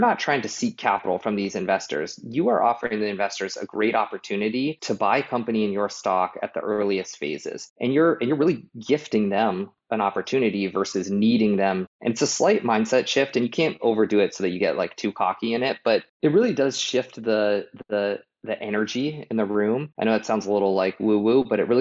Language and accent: English; Boulder, Colorado, United States; I am from Boulder